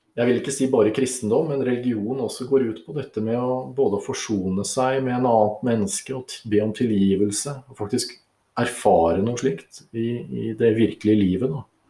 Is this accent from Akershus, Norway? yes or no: no; Oslo, Norway; moved away as an adult; also born or lived in Sweden; now in Lesja, Norway; Jeg født og oppvokst i Oslo. Bekkelaget. Definitivt en bygutt